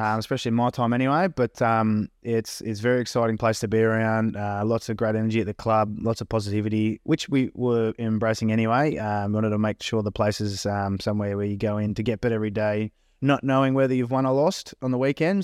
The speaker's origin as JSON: {"language": "English", "town": "Myrtleford", "region": "Victoria", "country": "Australia", "tie": "born or raised there", "moved": "yes", "lives_now": "Melbourne, Australia", "said": "grew up in a small country town called Myrtleford, Northeast Victoria"}